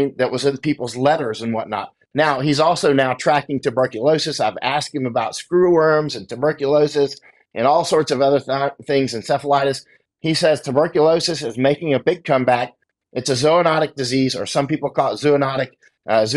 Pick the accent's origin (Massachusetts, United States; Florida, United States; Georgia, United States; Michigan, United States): Florida, United States; watched Apollo 11 take off when I was a five. Right from Florida, I'm from Florida